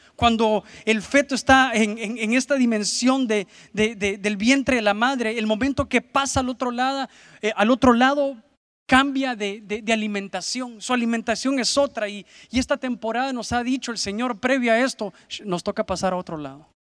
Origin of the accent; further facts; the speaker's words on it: San Pedro Sula, Cortés, Honduras; aquí en, en nuestra ciudad, en San Pedro Sula